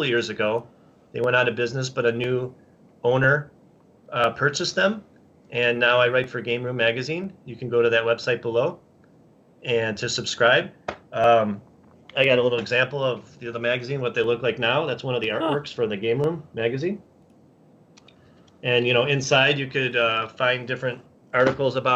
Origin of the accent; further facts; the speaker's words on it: Chicago, Illinois, United States; well, I'm from Chicago